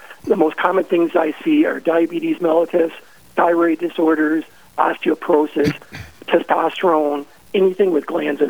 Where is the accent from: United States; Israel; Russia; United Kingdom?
United States; Fargo, North Dakota; moved away as an adult; also born or lived in Minnesota; now in Nisswa, United States; So I grew up in Fargo, and my parents are Catholic.